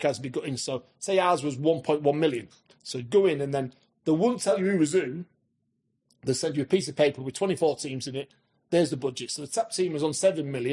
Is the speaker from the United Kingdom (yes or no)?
yes; Scunthorpe, Yorkshire and the Humber, United Kingdom; I was an hometown boy, always wanted to manage my hometown team